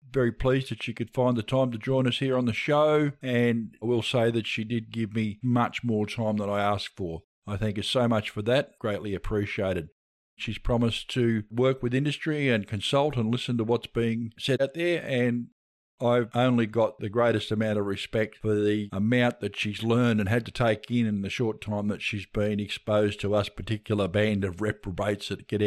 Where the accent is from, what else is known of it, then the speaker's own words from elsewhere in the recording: Hobart, Tasmania, Australia; I'm Hobart, born and bred.